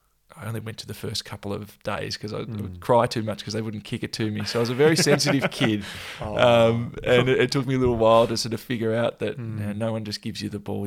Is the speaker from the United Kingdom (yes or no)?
no; Melbourne, Victoria, Australia; I'm sort of Melbourne born and bred.